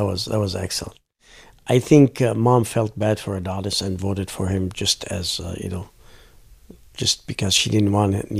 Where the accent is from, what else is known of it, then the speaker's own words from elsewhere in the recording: Bekaa Valley, Beqaa, Lebanon; English is a second language; moved away as an adult; also born or lived in Beirut; now in Canada; I grew up in Bekaa Valley in Lebanon, a small town called Bakifa. I went to school there, grew up there, and I went to a school in Beirut for a year.